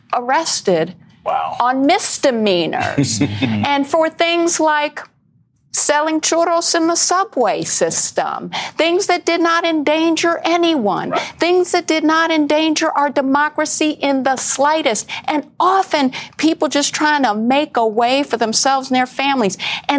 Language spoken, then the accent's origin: English; New York City, New York, United States; as a New Yorker, one thing I will tell you as a black woman